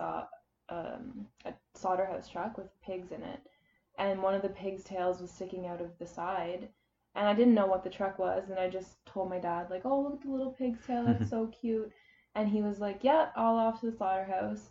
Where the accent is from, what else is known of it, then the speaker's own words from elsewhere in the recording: Charlottetown, Prince Edward Island, Canada; I was born in Charlottetown, Prince Edward Island, born and raised.